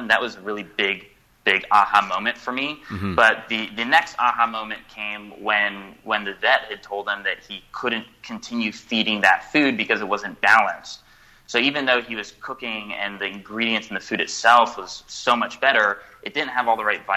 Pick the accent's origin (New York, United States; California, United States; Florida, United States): California, United States; I'm from California